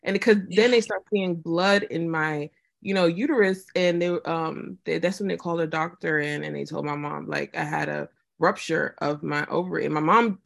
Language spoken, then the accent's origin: English; Nigeria; now in Houston, United States; I'm Nigerian, of course, Ogun State dad, Delta State mom.